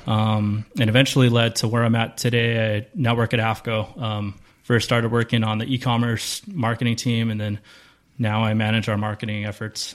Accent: Carson, California, United States; Carson, South Bay kid.

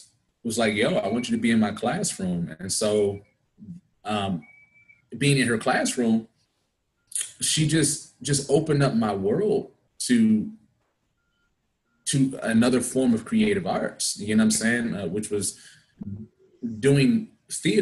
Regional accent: Suitland, Maryland, United States; also born or lived in Anacostia, Washington, D.C.; I am from Prince George's County, Maryland, by way of 15th Place, Southeast, Anacostia, D.C.

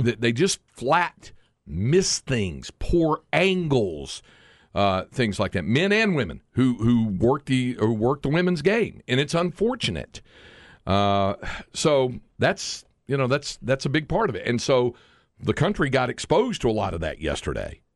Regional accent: Greensboro, North Carolina, United States; I grew up in Greensboro

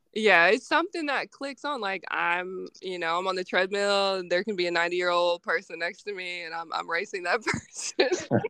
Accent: Arkansas, United States; also born or lived in Missouri; born and raised in Arkansas.

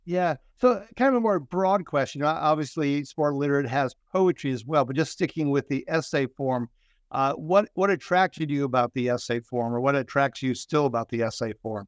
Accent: Minnesota, United States; I'm from Minnesota

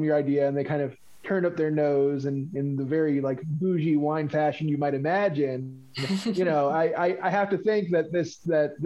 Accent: Pennsylvania, United States; also born or lived in Portland, Oregon; now in Florida, United States; I'm originally from Pennsylvania

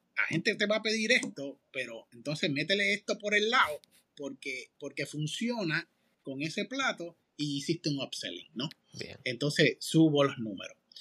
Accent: Manatí, Puerto Rico; moved away; yo soy de Manatí, del Campito

